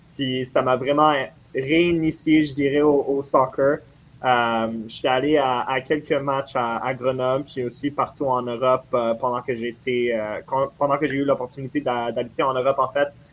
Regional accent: Montreal, Quebec, Canada; j'ai grandi à Montréal, je suis né à Montréal

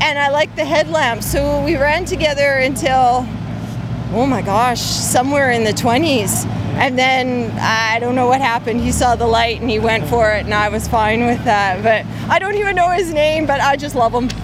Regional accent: Canada; I'm from Canada.

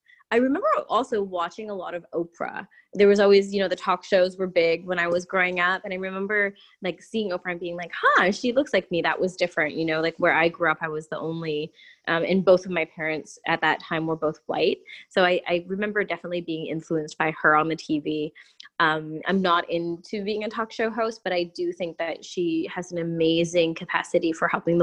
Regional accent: Prince George, British Columbia, Canada; also born or lived in Quesnel, Canada / Vancouver, Canada; I was born in a place called Prince George, BC. And then I moved before high school to a place called Quesnel

